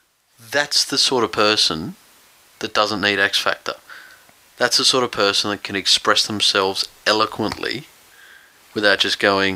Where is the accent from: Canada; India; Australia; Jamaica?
Australia; Bankstown, New South Wales; born there; because I was born in Bankstown Hospital.